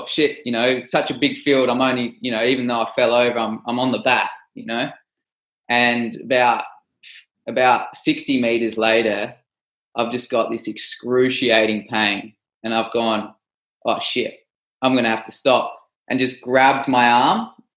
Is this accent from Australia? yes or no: yes; Australia; I'm from Australia